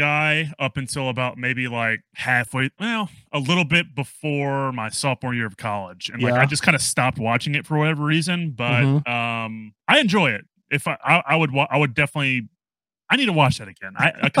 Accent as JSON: {"language": "English", "region": "Tennessee", "country": "United States", "tie": "born or raised there", "said": "Celina is definitely a lot smaller than the city that I grew up in Tennessee, but it was still super cool."}